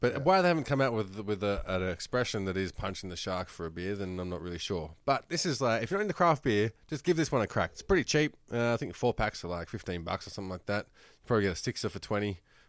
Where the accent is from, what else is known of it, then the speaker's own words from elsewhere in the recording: Australia; accent: Australian; does it sound like I have an accent that isn't Australian?